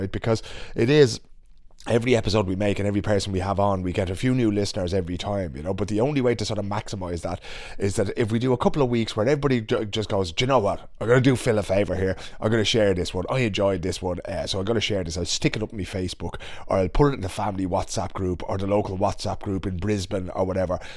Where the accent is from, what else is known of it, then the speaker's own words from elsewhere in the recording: Ireland; not least those of us as Irish people because of what happened to our own language under 800 years of colonialism